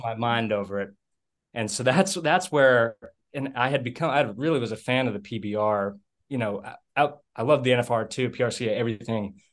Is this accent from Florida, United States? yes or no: no; about 30 miles west of Boston, Massachusetts, United States; also born or lived in New Hampshire; now in Texas, United States; I grew up in the Northeast. I was originally from about 30 miles west of Boston